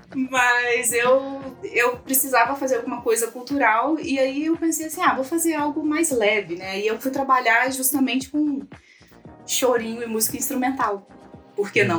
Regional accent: Minas Gerais, Brazil; moved away as an adult; also born or lived in Petrópolis, Rio de Janeiro; Eu sou de Minas, mas aí eu vim morar em Petrópolis, que é a região serrana do Rio, para poder estudar jornalismo.

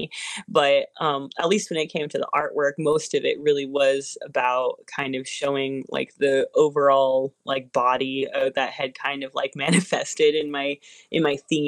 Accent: Arizona, United States; I grew up in Arizona for the most part

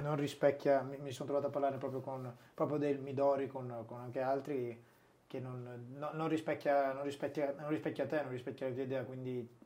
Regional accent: Sassuolo, Emilia-Romagna, Italy; moved away as an adult; also born or lived in Brescia; io sono nato e, e cresciuto a Sassuolo, vicino a Modena

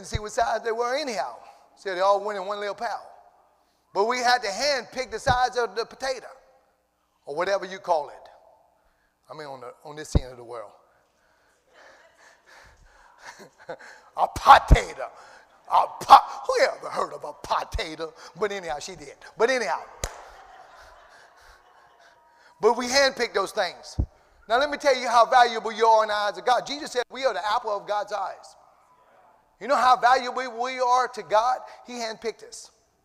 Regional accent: Cajun, Louisiana, United States; accent: Cajun; I feel my Cajun accent wanting to come out this morning

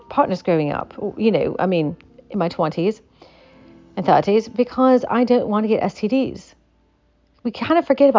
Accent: Appalachia, United States; the culture I was brought up in is the Appalachian culture

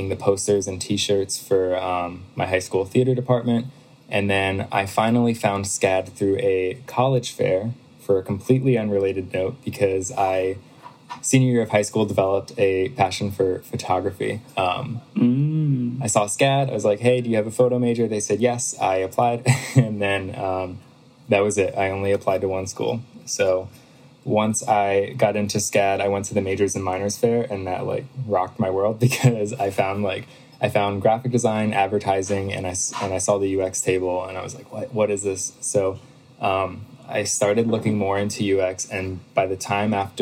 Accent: Pennsylvania, United States; I moved back home. So I'm from Pennsylvania

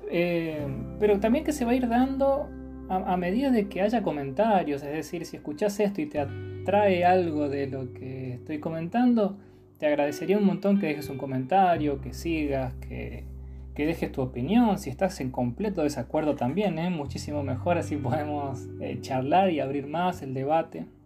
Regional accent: Córdoba, Argentina; also born or lived in Chaco / Corrientes; now in Buenos Aires, Argentina; Yo soy cordobés, pero viví en el Chaco y en Corrientes mucho tiempo, así que soy un poco más del NEA que de Córdoba. Ahora estoy viviendo en la ciudad autónoma de Buenos Aires.

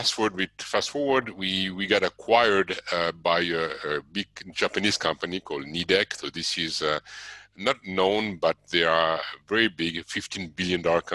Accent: Switzerland; moved away as an adult; also born or lived in Arizona, United States; I was born and raised in Switzerland. I moved to the USA when I was 23

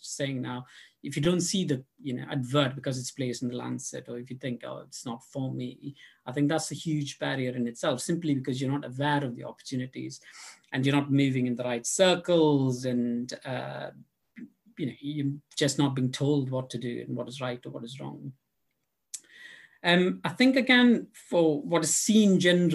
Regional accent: India; moved away as an adult; now in London, United Kingdom; I grew up in India

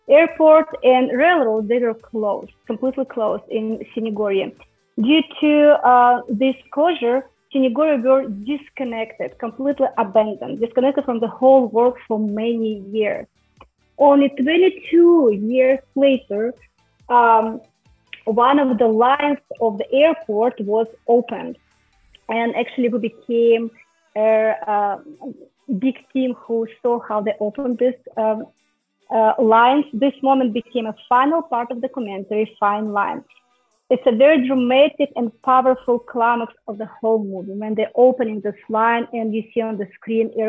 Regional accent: Russia; English is a second language; because I am from Russia, right?

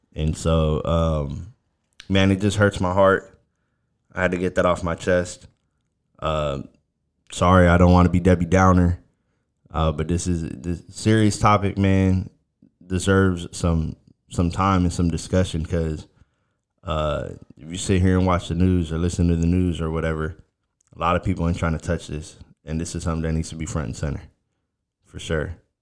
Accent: Miami, Florida, United States; moved away; I'm originally from Miami.

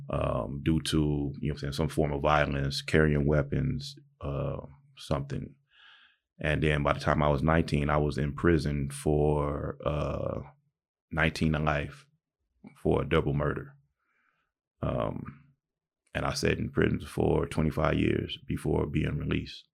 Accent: Pomona, California, United States; also born or lived in Palm Springs, California; I was actually born and raised in Pomona, California

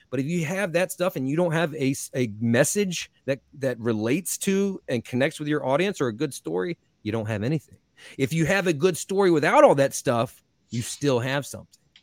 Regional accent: North Carolina, United States; I'm from North Carolina

